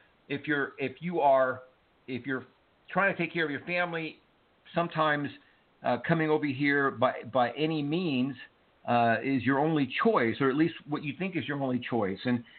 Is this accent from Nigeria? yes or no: no; Cuba; now in United States; listen, I am an immigrant. My family and I came here from Cuba, and we were lucky.